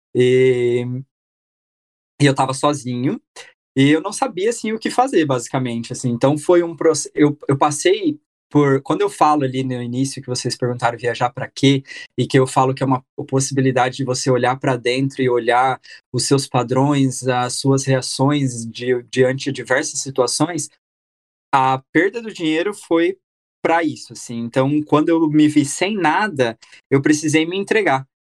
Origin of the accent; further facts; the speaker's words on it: Brazil; moved away as an adult; also born or lived in Myanmar; eu tinha 23, ali com 24, 25 eu saí do Brasil